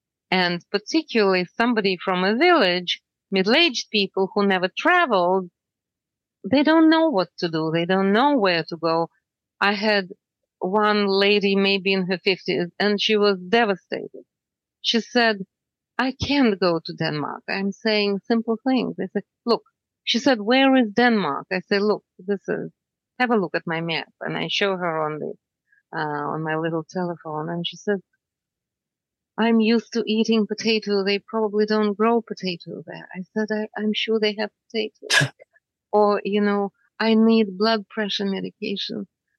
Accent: Canada; I would tell them. I would tell them that I'm from Canada.

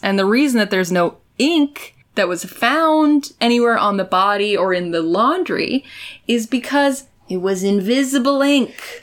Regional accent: United States; I'm already from America

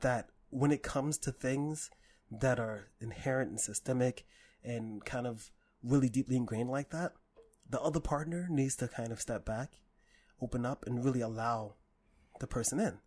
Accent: New York City, New York, United States; I grew up in Harlem and in the Bronx

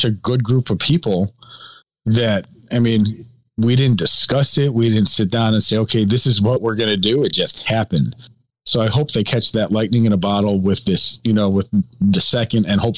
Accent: Chicago, Illinois, United States; we're both from Chicago

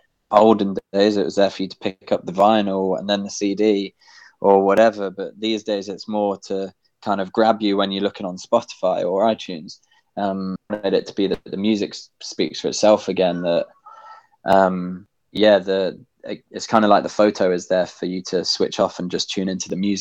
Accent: Midlands, United Kingdom; born there; accent: generic British; My accent's quite a generic British accent, to be honest, because I was born in the middle of the country. In an area where there's not really a strong accent, so I can't really be placed very well.

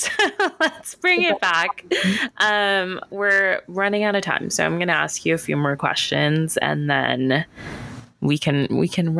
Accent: California, United States; I grew up in California

